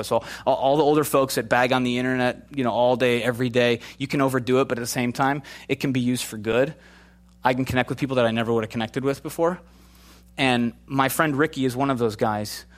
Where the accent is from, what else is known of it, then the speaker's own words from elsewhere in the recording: Chicago, Illinois, United States; moved away; also born or lived in Minnesota; Grew up in Chicago